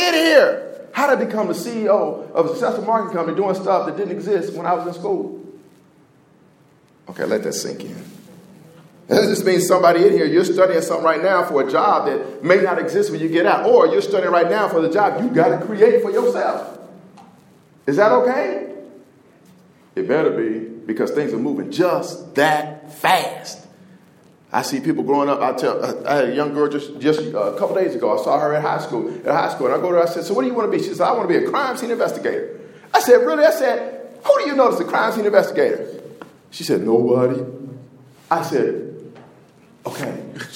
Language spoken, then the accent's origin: English; Indianapolis, Indiana, United States; I'm from Indianapolis